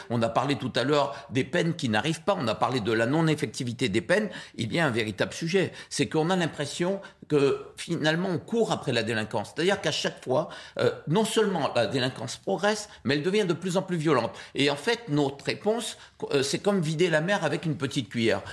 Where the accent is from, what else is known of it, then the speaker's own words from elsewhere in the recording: Guadeloupe; Je suis guadeloupéen, mais je viens de, cette immigration libanaise qui s'est installée en Guadeloupe